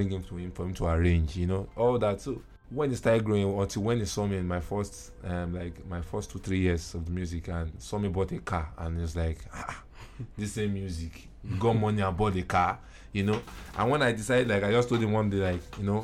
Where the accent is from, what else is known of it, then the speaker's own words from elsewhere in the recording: Lagos, Nigeria; I'm a Nigerian, and I was born in Lagos, and I prefer to be called a Lagosian